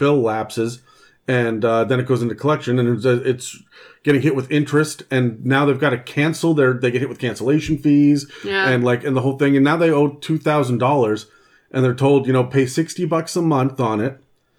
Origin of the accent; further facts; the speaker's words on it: Vancouver, British Columbia, Canada; My background, I was brought up in Sunday school and the church and whatnot as well. However, when we moved out here to Vancouver, I was six.